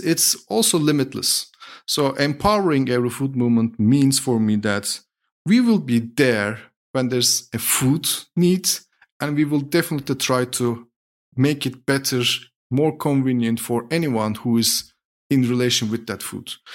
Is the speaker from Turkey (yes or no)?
yes; Turkey; moved away as an adult; now in Berlin, Germany; I'm originally from Turkey, was born and raised in Turkey, moved to Germany seven years ago.